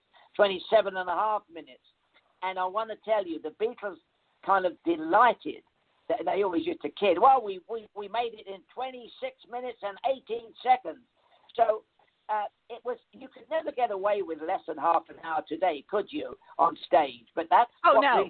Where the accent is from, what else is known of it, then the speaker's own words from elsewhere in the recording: London, United Kingdom; moved away; I came from the East End of London